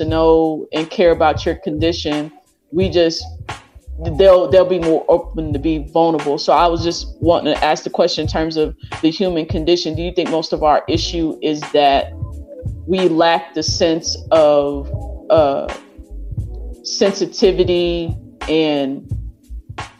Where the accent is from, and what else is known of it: Dallas area, Texas, United States; born or raised there; moved away